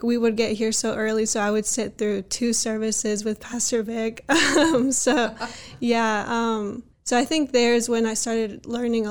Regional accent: Harrisonburg, Virginia, United States; So I was born and raised in Harrisonburg, Virginia. I've lived here my whole life

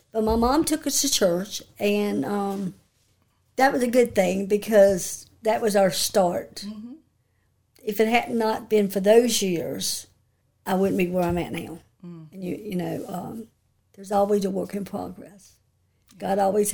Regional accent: Elkton, Virginia, United States; I grew up in Elkton, Virginia all my life

